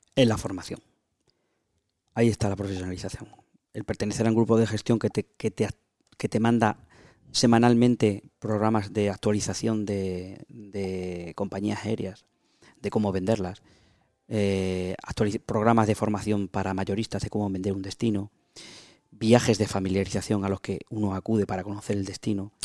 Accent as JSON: {"language": "Spanish", "region": "Extremadura", "country": "Spain", "said": "empresario extremeño"}